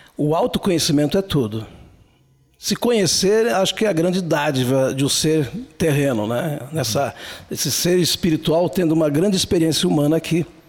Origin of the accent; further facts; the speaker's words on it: Flores da Cunha, Rio Grande do Sul, Brazil; eu posso dizer que é um ser de 61 anos, nascido lá em Flores da Cunha